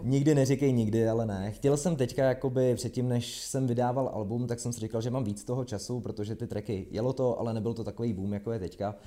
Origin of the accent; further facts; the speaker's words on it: Trutnov, Hradec Králové Region, Czechia; now in Prague, Czech Republic; já jsem z Trutnova